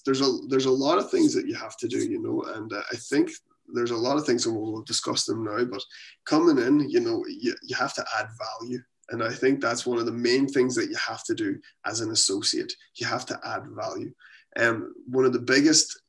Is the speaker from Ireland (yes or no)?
yes; Ireland; moved away as an adult; now in Halifax, Canada; I'm from Ireland, but we're here in Canada